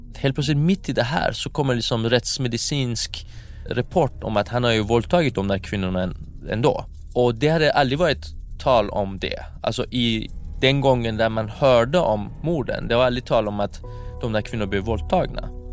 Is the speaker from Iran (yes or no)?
yes; Iran; moved away; jag skäms som iranier